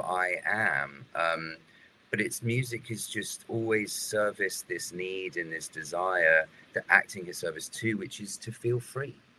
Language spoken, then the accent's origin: English; United Kingdom; being British